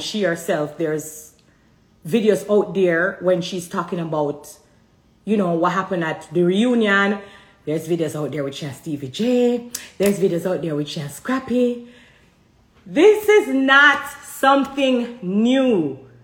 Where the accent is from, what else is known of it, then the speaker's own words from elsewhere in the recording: Jamaica; I'm Jamaican